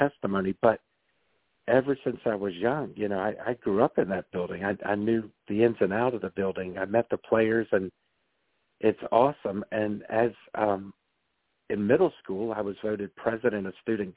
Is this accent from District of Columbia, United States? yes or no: yes; Washington, District of Columbia, United States; also born or lived in Maryland; I'm a fifth-generation Washingtonian, where my family, I was born on Capitol Hill